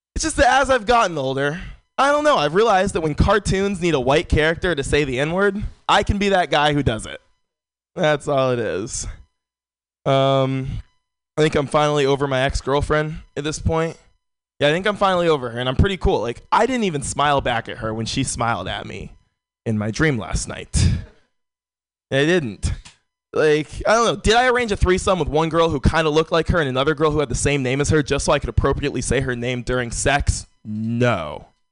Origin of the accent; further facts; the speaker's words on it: San Francisco, California, United States; born and raised in San Francisco